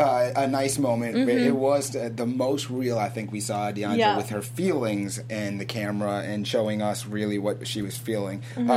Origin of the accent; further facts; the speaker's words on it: South Florida, United States; I'm from South Florida.